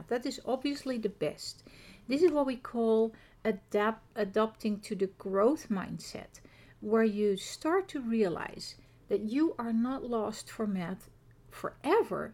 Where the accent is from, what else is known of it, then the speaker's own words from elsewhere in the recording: Netherlands; accent: Dutch; first language Dutch; English is a second language; coming from the Netherlands, as you can hear from my accent